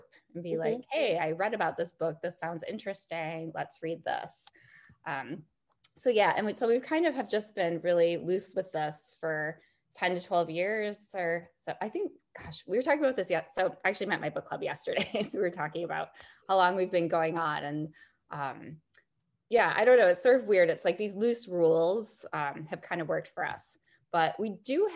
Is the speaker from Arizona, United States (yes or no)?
no; Chicago, Illinois, United States; now in San Francisco, United States; I'm formerly from Chicago